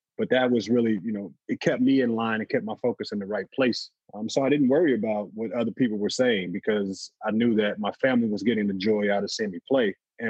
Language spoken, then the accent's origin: English; Midwest, United States; So I'm from the Midwest.